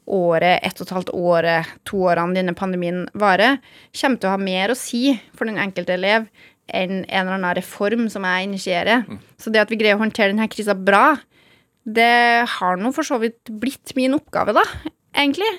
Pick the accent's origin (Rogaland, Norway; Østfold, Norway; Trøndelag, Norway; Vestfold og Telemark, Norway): Trøndelag, Norway; Gjølme; Jeg er jo født og oppvokst på Gjølme. I det som da het Orkdal kommune.